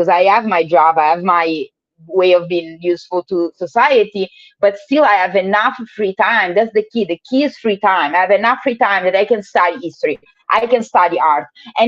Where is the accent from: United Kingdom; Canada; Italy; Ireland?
Italy; now in Oakland, United States; I live in the US, I'm from Italy, so I do have to travel to visit my family